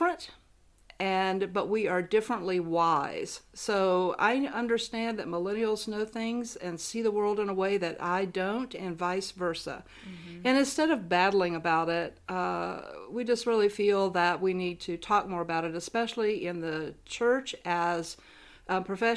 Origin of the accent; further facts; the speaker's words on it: Columbia, South Carolina, United States; also born or lived in Chicago; I'm from Columbia, South Carolina